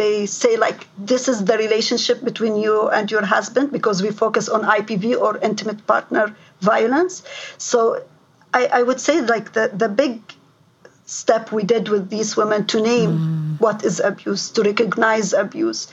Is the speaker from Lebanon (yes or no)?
yes; Lebanon; moved away as an adult; now in London, Ontario, Canada; I came from Lebanon